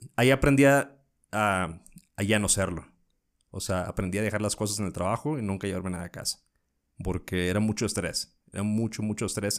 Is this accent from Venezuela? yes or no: no; northern Mexico, Mexico; moved away as an adult; now in Mexico City, Mexico; En el norte